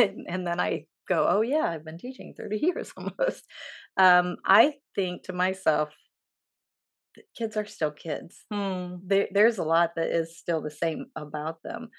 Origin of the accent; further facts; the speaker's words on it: Edgerton, Ohio, United States; I grew up in Edgerton, Ohio